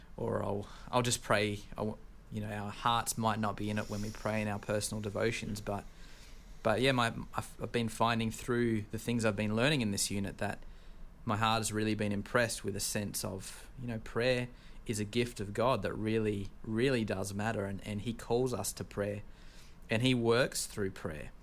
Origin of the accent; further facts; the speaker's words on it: Australia; accent: Australian; now in United States; I'm from Australia